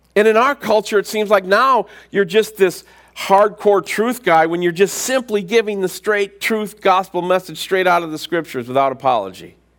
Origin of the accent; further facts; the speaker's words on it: United States; us as American Christians